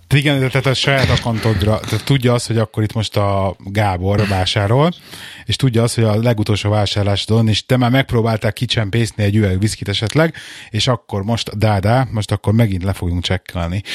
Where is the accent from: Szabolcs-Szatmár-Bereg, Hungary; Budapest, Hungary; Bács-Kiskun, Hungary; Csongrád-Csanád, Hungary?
Budapest, Hungary; now in England; otthon Pesten